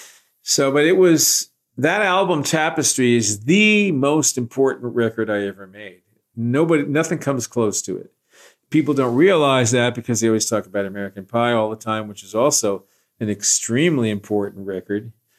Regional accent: Scotland, United Kingdom; What was happening was that you talk about being Scottish. I was going to do this, and I had my Scottish sword was drawn, and nothing was going to stop me.

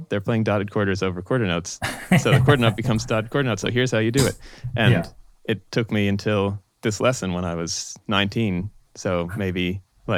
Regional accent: Boston, Massachusetts, United States; moved away as an adult; now in New York, United States; in Boston, where I grew up, before I went to New School

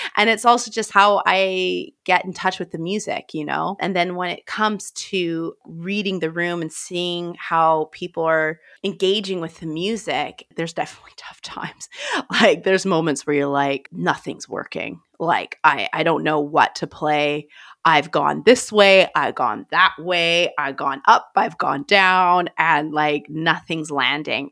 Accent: Grand Forks, British Columbia, Canada; moved away as an adult; now in London, United Kingdom; Grand Forks, British Columbia, Canada, where I'm from

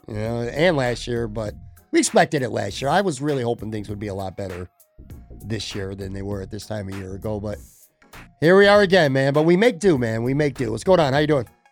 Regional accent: Buffalo, New York, United States; coming back to my hometown

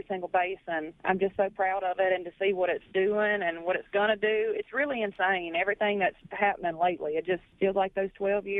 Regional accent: Baskin, Louisiana, United States; moved away; being from North Louisiana. Well, Louisiana is just full of all kinds of different accents anyway, but specifically my town of 200 in Baskin, we all talk the same way. And, you know, I've been away from home for a long time now.

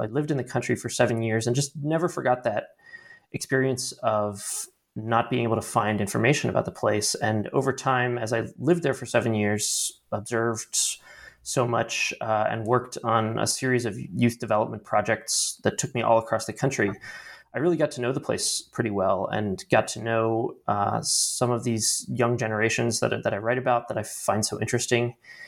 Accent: Baltimore, Maryland, United States; I am originally from Baltimore, Maryland, and I grew up with a bit of a sort of intellectual curiosity about the outside world

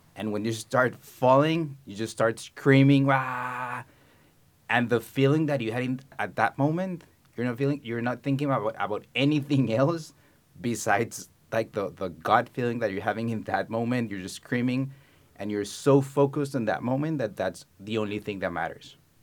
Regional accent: Colombia; moved away as an adult; I was born and raised in Colombia

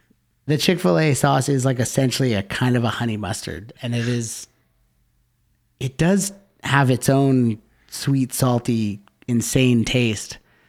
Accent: Canada; we're Canadian.

